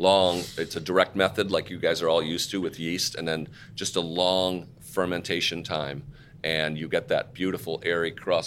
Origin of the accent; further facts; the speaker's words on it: United States; As an American